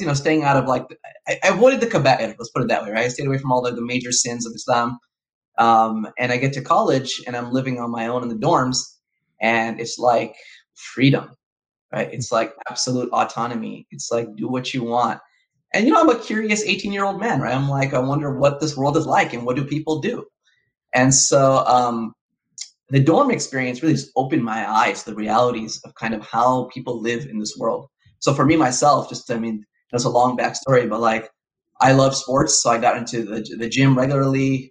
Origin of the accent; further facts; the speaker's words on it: Los Angeles, California, United States; I was raised in Southern California. I was born in Los Angeles